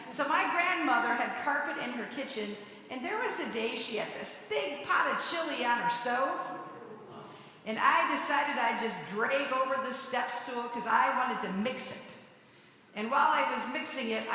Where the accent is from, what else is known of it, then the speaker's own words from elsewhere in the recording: Hawaii, United States; I grew up in Hawaii, in missionaries